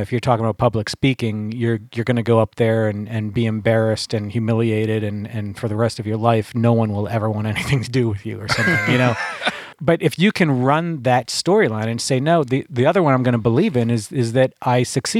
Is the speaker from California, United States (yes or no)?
no; Pennsylvania, United States; and I took a friend of mine down there where I grew up down in Beaver County. There was train tracks down there.